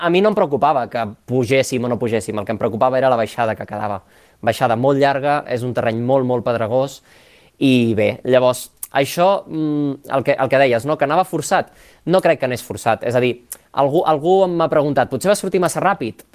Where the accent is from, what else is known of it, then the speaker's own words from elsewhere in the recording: La Pobla de Mafumet, Catalonia, Spain; also born or lived in Barcelona; jo sóc nascut a la Pobla de Mafumet, al, al Camp de Tarragona, i he viscut allà tota la vida perquè la família és d'allà